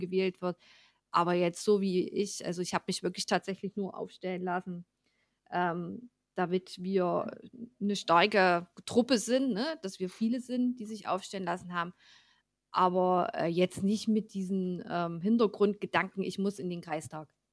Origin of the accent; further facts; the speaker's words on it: Ore Mountains, Saxony, Germany; bei uns im Erzgebirge